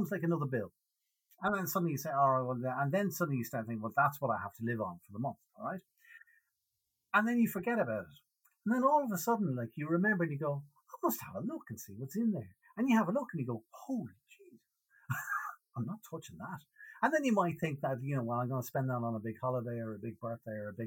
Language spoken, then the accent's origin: English; Dublin, Leinster, Ireland; accent: Irish; I grew up on the north side of Dublin in Clontarf.